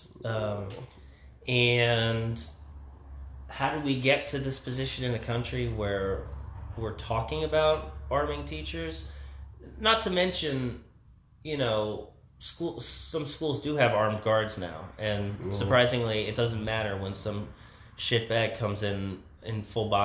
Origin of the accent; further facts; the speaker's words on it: New Jersey, United States; I grew up in New Jersey